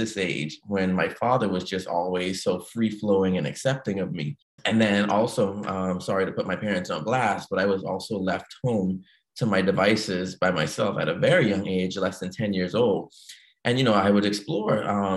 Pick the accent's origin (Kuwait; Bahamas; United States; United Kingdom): Bahamas; moved away as an adult; I was born and raised in the Bahamas, 1989, left the Bahamas 25 years later in 2014.